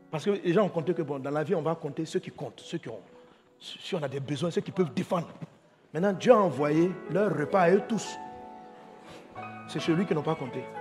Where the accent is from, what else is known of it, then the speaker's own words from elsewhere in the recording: Côte d’Ivoire; Moi, je suis moi, je suis Ivoirien.